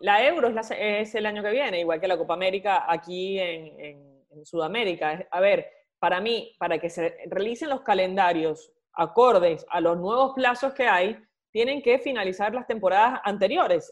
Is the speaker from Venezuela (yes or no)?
yes; Venezuela; now in Argentina; somos cuatro venezolanos